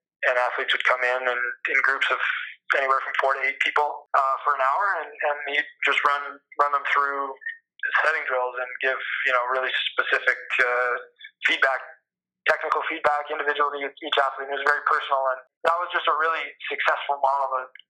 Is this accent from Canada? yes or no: yes; Canada; But the Canadian volleyball landscape has just come so far in this past, let's say, 10 to 15 yea